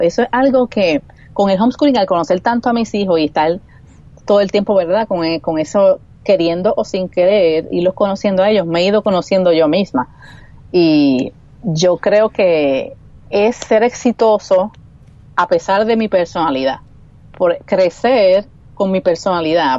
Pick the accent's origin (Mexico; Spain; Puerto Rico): Puerto Rico; accent: Puerto Rican; mis L's y mis R maldicha puertorriqueña